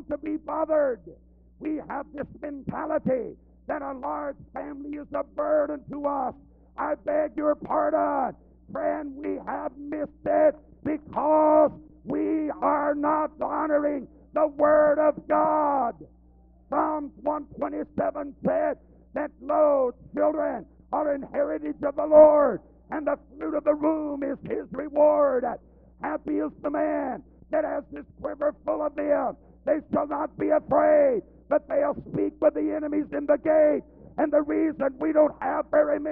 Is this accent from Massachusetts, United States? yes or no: no; Siloam Springs, Arkansas, United States; my hometown there in Siloam Springs, Arkansas, right nearby where I live